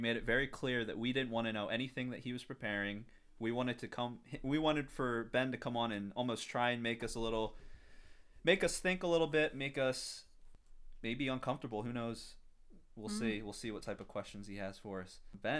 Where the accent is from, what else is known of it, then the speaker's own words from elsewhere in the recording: Nairobi, Kenya; I grew up internationally. I grew up in Nairobi as a missionary kid.